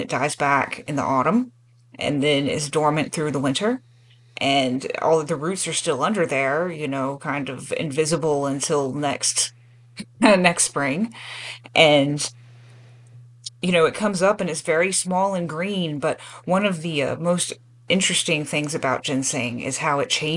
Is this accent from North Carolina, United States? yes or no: yes; North Carolina, United States; also born or lived in Appalachian Mountains; I'm from North Carolina